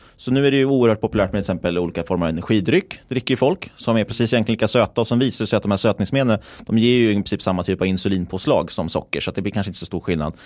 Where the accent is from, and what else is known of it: Stockholm, Stockholm County, Sweden; moved away; also born or lived in Linköping